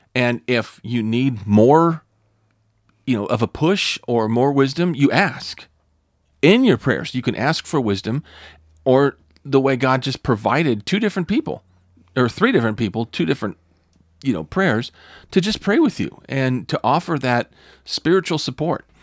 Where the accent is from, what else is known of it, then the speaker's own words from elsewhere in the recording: California, United States; I was from California.